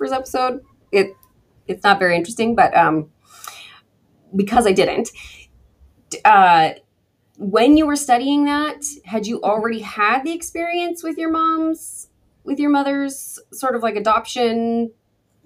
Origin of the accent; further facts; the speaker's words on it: Petaluma, California, United States; a teeny tiny town right next to my hometown of Petaluma